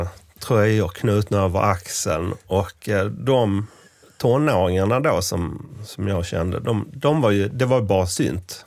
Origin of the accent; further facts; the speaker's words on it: rural Scania, Skåne, Sweden; där jag kommer ifrån, eh, på den skånska landsbygden